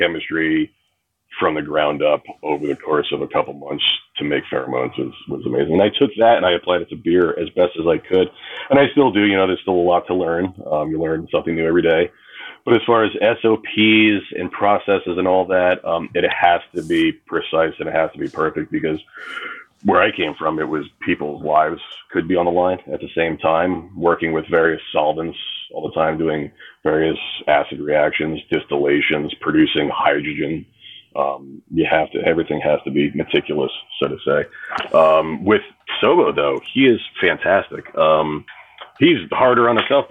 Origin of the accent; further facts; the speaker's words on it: New Jersey, United States; moved away as an adult; also born or lived in Oregon / St. Croix, U.S. Virgin Islands; now in Orlando, United States; Growing up in New Jersey and being a beach kid